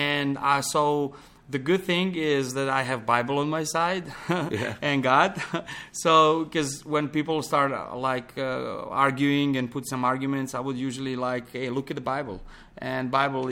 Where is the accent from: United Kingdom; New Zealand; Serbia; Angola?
Serbia; Pančevo, Vojvodina; moved away as an adult; also born or lived in Belgrade, Serbia; now in Montenegro; I grew up in Belgrade, one close town to, small town to Belgrade called Pančevo